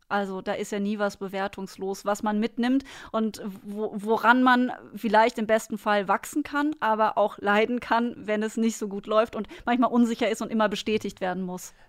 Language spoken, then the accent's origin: German; Münstertal, Baden-Württemberg, Germany; moved away; mein Dorf äh, heißt Tal. Es ist nämlich das Münstertal. Ich komme aus dem Schwarzwald